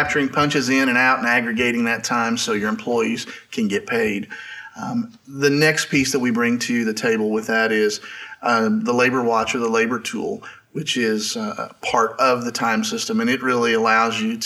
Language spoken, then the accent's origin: English; Southwest Missouri, United States; I grew up in Southwest Missouri, which is where I still am today.